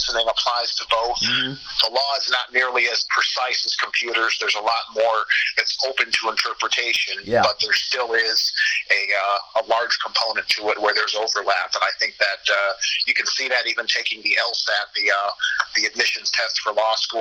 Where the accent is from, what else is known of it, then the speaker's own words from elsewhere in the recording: Chicago, Illinois, United States; moved away as an adult; also born or lived in Quad Cities; I grew up in the Chicago area